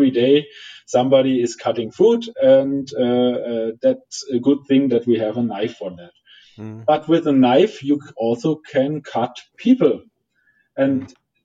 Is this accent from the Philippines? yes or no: no; Germany; English is a second language; I'm German, I'm coming from Germany